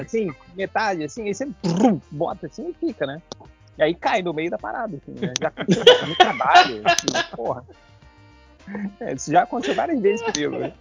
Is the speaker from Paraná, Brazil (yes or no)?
no; Rio de Janeiro, Brazil; now in United States; eu sou do Rio de Janeiro